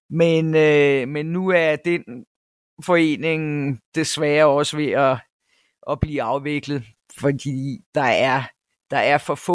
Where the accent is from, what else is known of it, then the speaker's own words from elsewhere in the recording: Denmark; moved away as an adult; now in South Africa; var repræsentant for Danes Worldwide i, i, øh, i min provins i, i KwaZulu-Natal i nogle år. Øh, men vi er så få danskere i den her provins